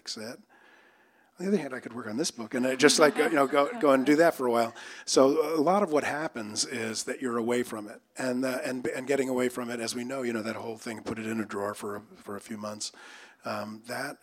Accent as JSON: {"language": "English", "region": "East Coast", "country": "United States", "tie": "born or raised there", "said": "So I grew up on the East Coast, and so one of the things I had to do as a kid was shovel snow."}